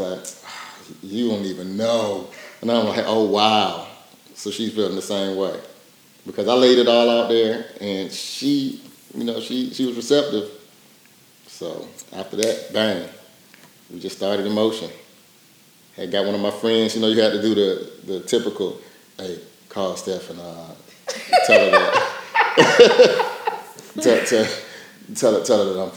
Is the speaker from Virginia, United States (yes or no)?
yes; Portsmouth, Virginia, United States; moved away as an adult; also born or lived in Tennessee; I'm from Portsmouth, Virginia, originally, and came out here for college at TSU